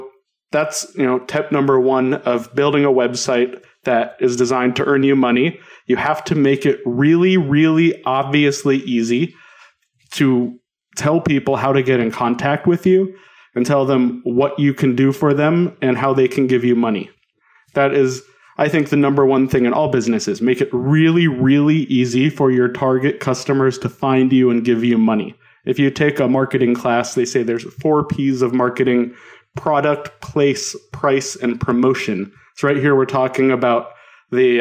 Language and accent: English; South Denver suburbs, Colorado, United States; also born or lived in Boulder, Colorado; where I grew up in the South Denver suburbs